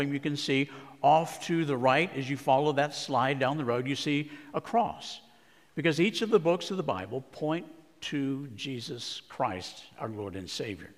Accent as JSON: {"language": "English", "region": "Arizona", "country": "United States", "tie": "born or raised there", "said": "my home state of Arizona"}